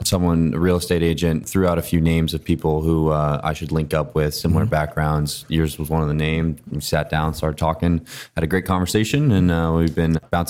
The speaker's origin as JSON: {"language": "English", "region": "Pennsylvania", "country": "United States", "tie": "born or raised there", "also_born_or_lived": "San Diego", "moved": "as an adult", "said": "So I grew up in Pennsylvania."}